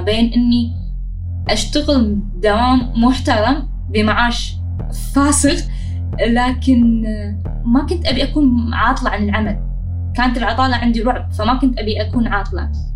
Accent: Kuwait; أنا بشكل عام البدون

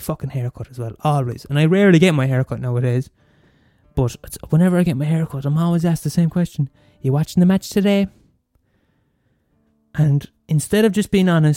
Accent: Limerick, Munster, Ireland; I was born in the fucking maternity hospital in Limerick, and I'm from Skeeton, and I live in Skeeton all my life

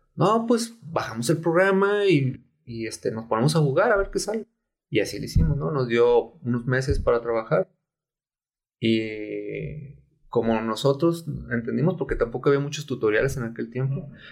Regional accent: Tepic, Nayarit, Mexico; also born or lived in Guadalajara; me regresé a Tepic, de donde soy

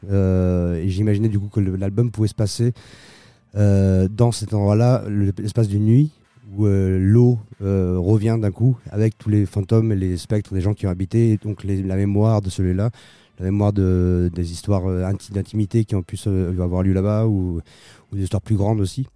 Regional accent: Bolivia; moved away; j'ai grandi en Bolivie

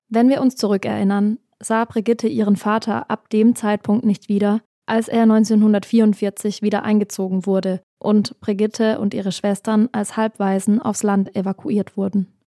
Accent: Black Forest, Baden-Württemberg, Germany; now in Berlin, Germany; Ich komme ja ursprünglich aus dem Schwarzwald

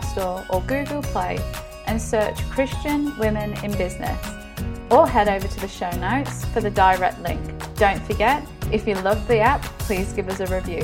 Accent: England, United Kingdom; now in Australia; I'm English, so I know my English culture.

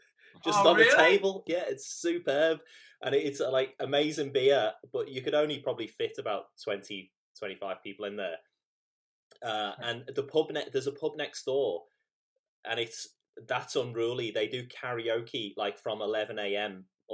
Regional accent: Liverpool, North West England, United Kingdom; now in Australia; There's a pub where I grew up in Liverpool.

